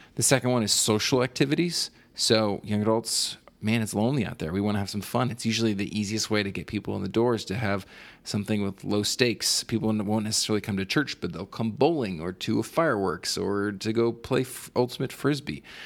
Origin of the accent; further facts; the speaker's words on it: East Coast, United States; moved away; I'm from the East Coast